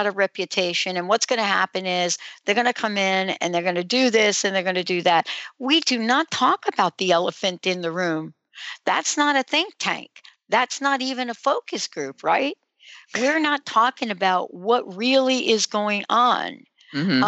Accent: United States; also born or lived in New Jersey; now in Washington, United States; where I grew up in New York and New Jersey

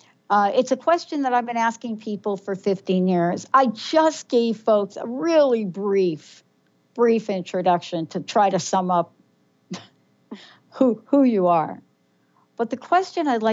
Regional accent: New York City, New York, United States; as a kid growing up in the Bronx

